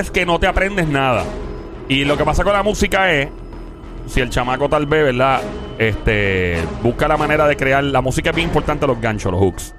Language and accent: Spanish; New York, United States; Yo me crié en Nueva York, en Queens también